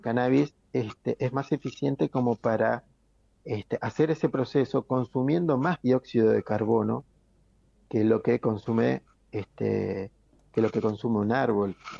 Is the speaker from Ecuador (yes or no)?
no; Argentina